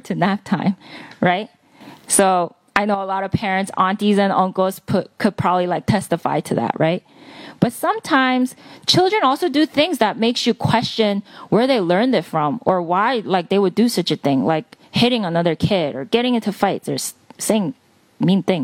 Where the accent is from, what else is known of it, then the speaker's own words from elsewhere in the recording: Palisades Park, New Jersey, United States; English is a second language; also born or lived in Seoul, South Korea; I moved to America. I literally landed in JFK, drove to Palisades Park, and I've been here ever since second grade